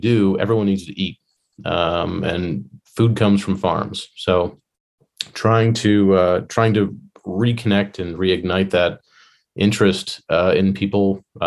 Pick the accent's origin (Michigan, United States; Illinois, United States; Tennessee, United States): Illinois, United States; now in Virginia, United States; I grew up in Illinois